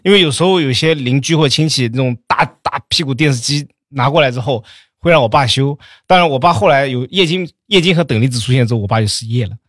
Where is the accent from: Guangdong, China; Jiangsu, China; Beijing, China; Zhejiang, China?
Zhejiang, China; Jiaxing; 我老家嘉兴的